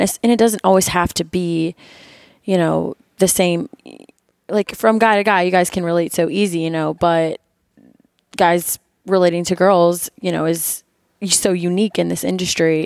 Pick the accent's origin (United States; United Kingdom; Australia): United States; Florida; moved away as an adult; now in Missouri, United States; I'm originally from Florida